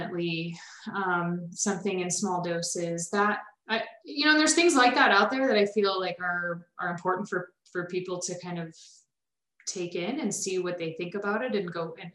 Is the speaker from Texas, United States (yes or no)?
no; Illinois, United States; I grew up in Illinois